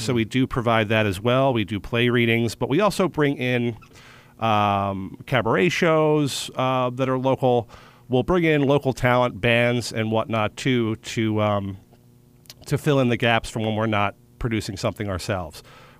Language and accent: English; Philadelphia, Pennsylvania, United States; moved away as an adult; also born or lived in Baltimore, Maryland / New York; now in Florida, United States; I'm originally from Philadelphia, Pennsylvania.